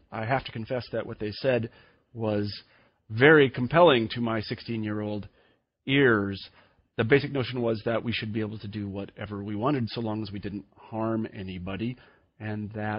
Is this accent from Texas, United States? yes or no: no; Kansas, United States; When I was a young man growing up in Kansas